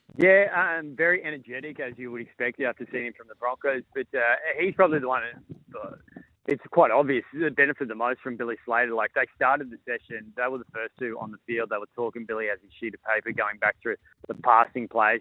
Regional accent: Queensland, Australia; as a Queenslander

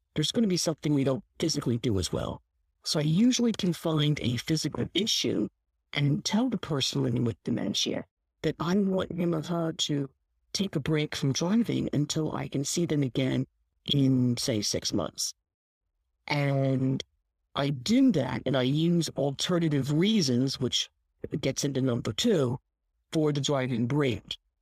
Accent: Philadelphia, Pennsylvania, United States; I grew up in Philadelphia. I mean, I grew up in a real city

